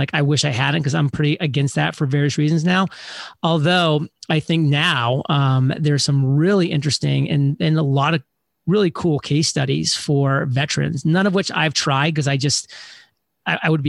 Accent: New England, United States; born and raised in New England, went to college in New England

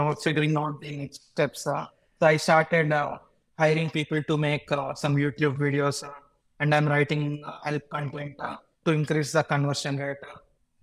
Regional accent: India; I'm from India, so that's where I grew up. And I'm currently living in my hometown

